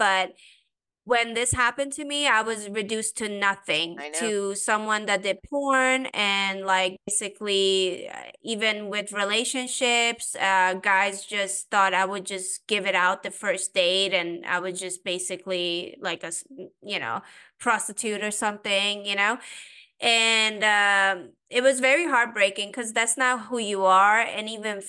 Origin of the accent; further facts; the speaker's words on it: Sweden; also born or lived in Iran; now in United States; I'm originally Persian. I grew up in Sweden